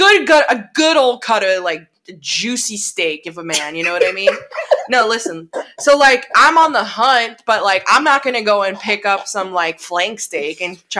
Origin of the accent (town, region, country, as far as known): Florida, United States